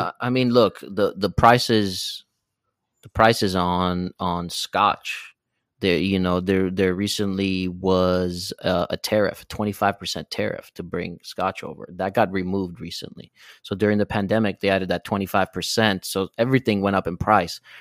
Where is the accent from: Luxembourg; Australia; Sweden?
Sweden; moved away; I was born and raised in Sweden